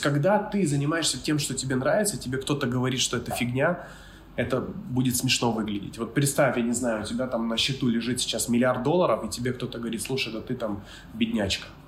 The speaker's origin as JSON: {"language": "Russian", "region": "Kyiv", "country": "Ukraine", "moved": "as an adult", "lives_now": "Bali, Indonesia", "said": "я с Киева, с Украины"}